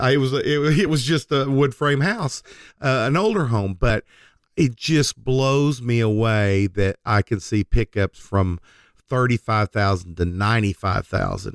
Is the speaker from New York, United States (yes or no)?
no; Oklahoma, United States; we're from Oklahoma.